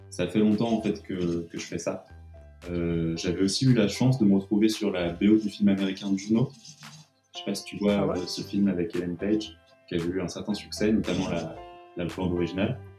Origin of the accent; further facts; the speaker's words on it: Annecy, Auvergne-Rhône-Alpes, France; now in Paris, France; Moi, je suis né à Annecy